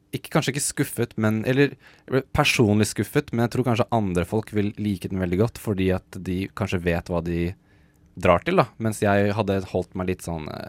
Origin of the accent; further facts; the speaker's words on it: Norway; som nordmann